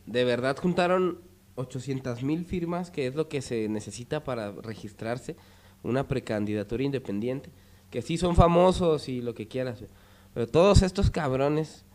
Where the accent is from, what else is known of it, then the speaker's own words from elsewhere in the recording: Jerez, Zacatecas, Mexico; yo nací en Jerez